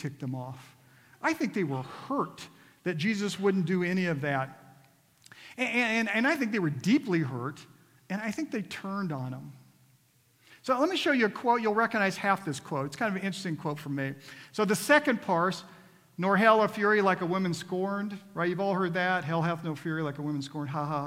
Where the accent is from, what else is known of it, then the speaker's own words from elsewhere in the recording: Kansas, United States; growing up, I grew up in Kansas